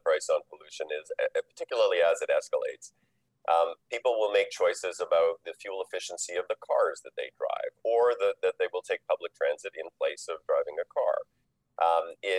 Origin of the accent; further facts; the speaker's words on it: Saskatchewan, Canada; I grew up in Saskatchewan.